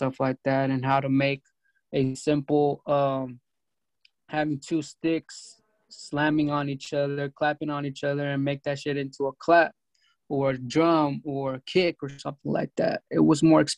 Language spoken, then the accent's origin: English; California, United States; also born or lived in Mexico; I grew up in California.